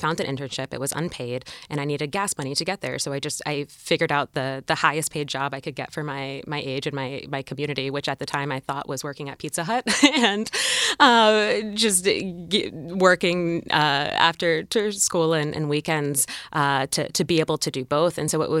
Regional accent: Maryland, United States; I grew up in Maryland in kind of a suburban or rural area.

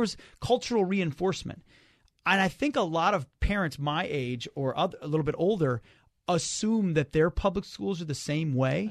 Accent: Minnesota, United States; I moved back to Minnesota, which is my home state

